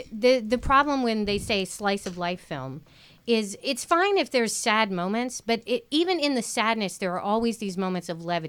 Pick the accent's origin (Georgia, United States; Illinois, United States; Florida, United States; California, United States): Georgia, United States; Atlanta; even though I'm from Atlanta, because I am planning on moving here.